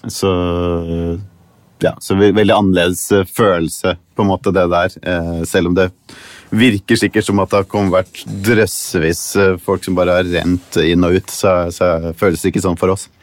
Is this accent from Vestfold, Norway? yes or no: yes; Tønsberg, Vestfold, Norway; moved away as an adult; now in Los Angeles, United States; Jeg vokste opp i Tønsberg